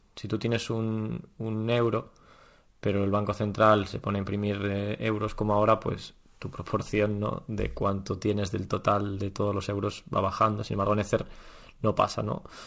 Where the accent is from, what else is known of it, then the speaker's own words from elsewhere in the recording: Spain; Nunca hemos vivido en un periodo de infracción enorme ni nada similar en, España